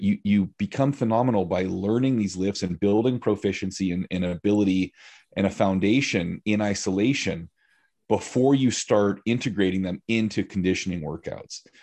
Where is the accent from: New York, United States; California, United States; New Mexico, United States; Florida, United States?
California, United States; moved away as an adult; now in Central Oregon, United States; I grew up in California. Okay. I lived in five or six different areas from southern